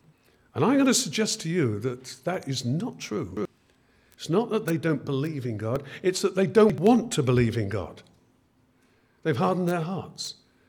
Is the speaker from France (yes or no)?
no; England, United Kingdom; born there; of course I'm a Christian. I was born in Christian England.